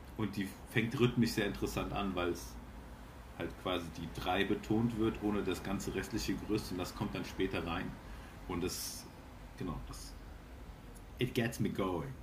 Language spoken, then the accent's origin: German; Cologne, North Rhine-Westphalia, Germany; gebürtiger Kölner